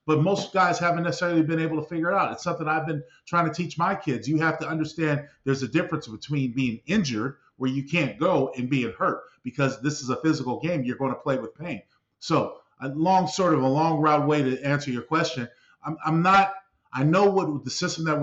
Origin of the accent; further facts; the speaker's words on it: San Diego, California, United States; my hometown of San Diego